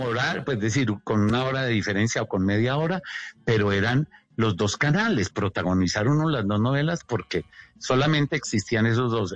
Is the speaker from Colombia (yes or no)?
yes; Colombia; moved away as an adult; also born or lived in New York; no quiero estar aquí en Colombia más, me quiero ir, pero me fui. Me fui con un álbum de fotografías a Nueva York